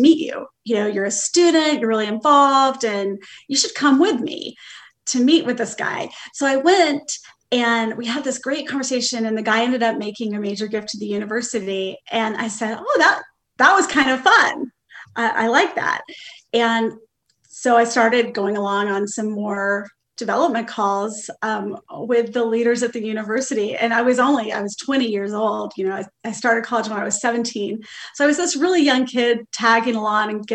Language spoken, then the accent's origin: English; Oak Ridge, Tennessee, United States; I grew up in Oak Ridge, Tennessee